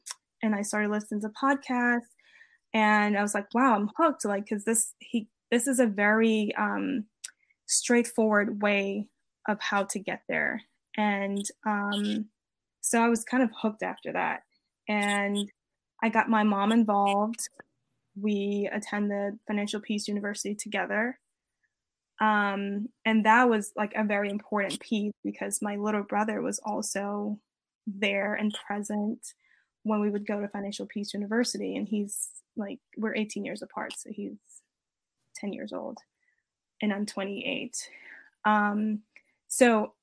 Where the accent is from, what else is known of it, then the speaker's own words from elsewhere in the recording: Maryland, United States; moved away as an adult; also born or lived in Virginia / Los Angeles; I'm originally from Maryland.